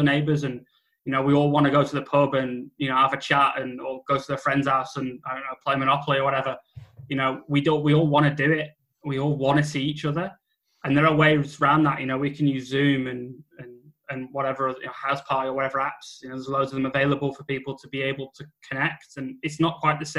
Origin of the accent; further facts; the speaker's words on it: United Kingdom; white British people